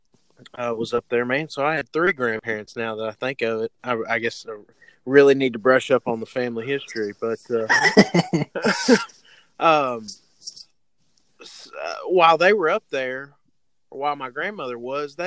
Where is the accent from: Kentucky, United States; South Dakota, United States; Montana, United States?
Kentucky, United States; Hopkinsville; I'm from Hopkinsville, Kentucky, right outside